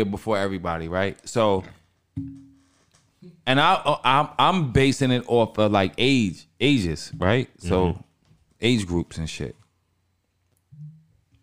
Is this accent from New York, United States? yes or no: yes; Long Island, New York, United States; I'm from Long Island